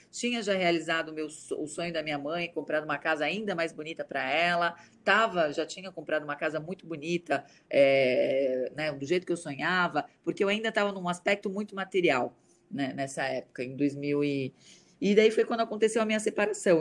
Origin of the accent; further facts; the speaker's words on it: Santo André, São Paulo, Brazil; moved away; also born or lived in Alphaville; eu venho de Santo André, da periferia de Santo André